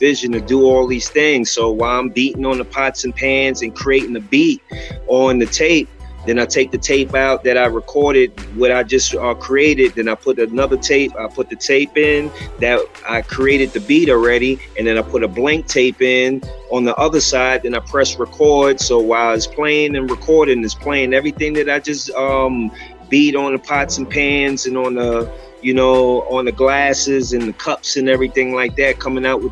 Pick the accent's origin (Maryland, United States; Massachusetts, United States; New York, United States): New York, United States; New York City; growing up in Spanish Harlem